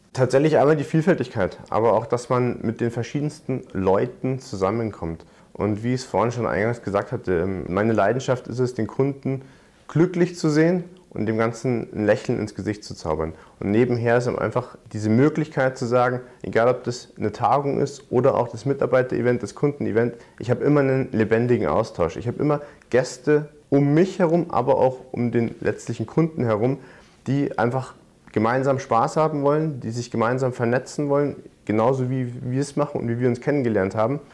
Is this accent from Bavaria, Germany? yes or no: yes; Munich, Bavaria, Germany; Ich komme gebürtig aus München, bin dort aufgewachsen